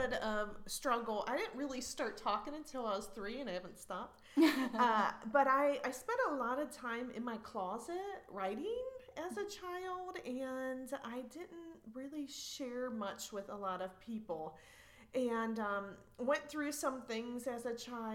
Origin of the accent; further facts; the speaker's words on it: Ohio, United States; I was born and raised in Ohio, so there's lots of fields